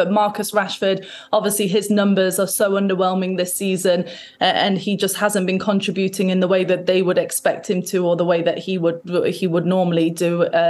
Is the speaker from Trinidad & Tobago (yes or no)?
no; Manchester, North West England, United Kingdom; moved away; being back in Manchester